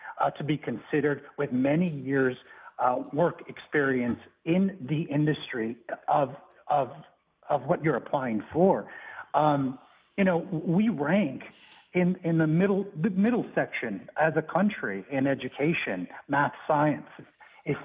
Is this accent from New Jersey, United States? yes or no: no; Arizona, United States; I actually was born and raised in Arizona, one of the border states